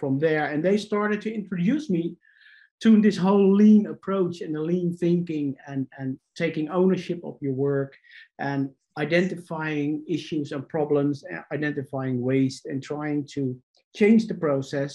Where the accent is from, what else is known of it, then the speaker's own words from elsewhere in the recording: Netherlands; I'm Dutch, so I'm from the Netherlands, Europe.